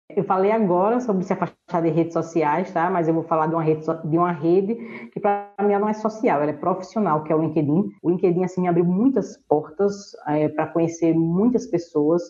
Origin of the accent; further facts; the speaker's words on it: Northeast Region, Brazil; a gente fala aqui no Nordeste